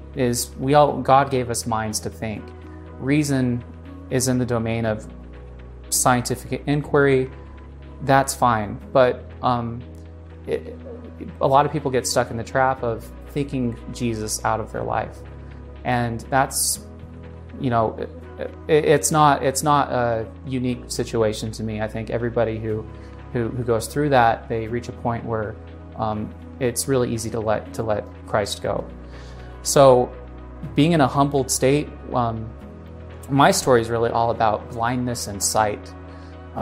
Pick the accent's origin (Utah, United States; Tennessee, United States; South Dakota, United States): Utah, United States; I grew up here in Utah. I'm a Utah boy for most of my life